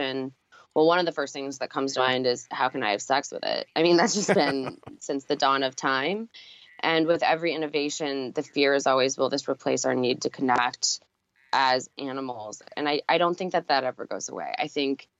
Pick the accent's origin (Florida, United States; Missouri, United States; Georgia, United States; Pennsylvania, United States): Missouri, United States; St. Louis; now in New York, United States; I come from the Midwest, so I grew up in St. Louis